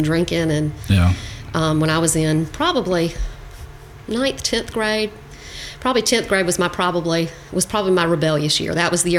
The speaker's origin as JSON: {"language": "English", "town": "Charleston", "region": "South Carolina", "country": "United States", "tie": "born or raised there", "moved": "as an adult", "said": "So all of my school years were in Charleston."}